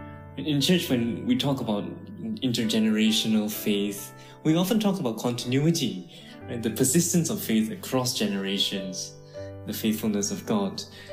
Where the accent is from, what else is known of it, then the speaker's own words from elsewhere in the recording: Singapore; moved away as an adult; also born or lived in United States / Canada; I was born in Singapore in 1991. As far back as I can trace, I'm the fifth generation of Christians on my father's side of the family, and possibly the fourth generation on my mom's side.